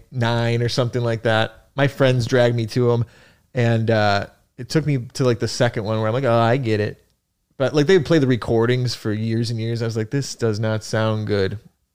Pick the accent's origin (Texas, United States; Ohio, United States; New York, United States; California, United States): New York, United States; Buffalo; now in New York City, United States